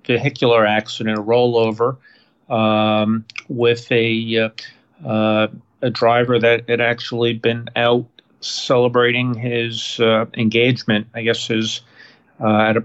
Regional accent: Massachusetts, United States; moved away; also born or lived in New Hampshire; So I was born in Massachusetts

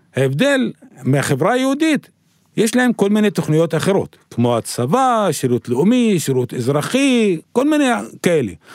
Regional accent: Arraba, Northern District, Israel; אני מגיע מעראבה, בגליל, נשוי ואב לארבעה

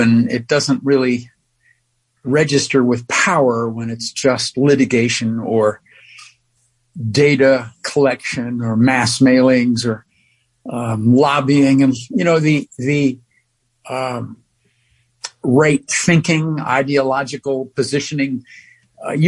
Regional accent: New York City, New York, United States; being a New Yorker

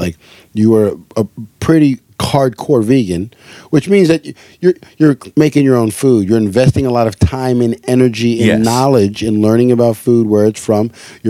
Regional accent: Hawaii, United States; because growing up in Hawaii, fish wasn't it was like a staple.

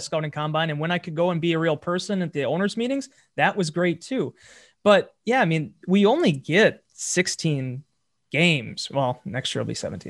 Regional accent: Green Bay, Wisconsin, United States; I'm born and raised in Green Bay

